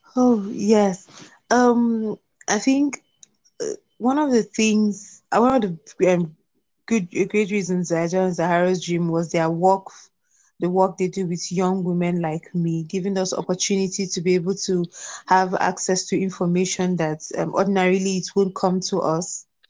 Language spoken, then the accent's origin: English; Plateau, Nigeria; I am from Plateau States, Nigeria